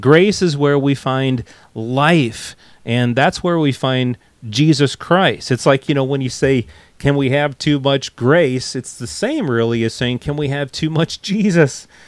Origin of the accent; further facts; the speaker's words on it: United States; accent: American; also born or lived in England; we moved back to the states, and it probably took a shorter time to get my American accent back.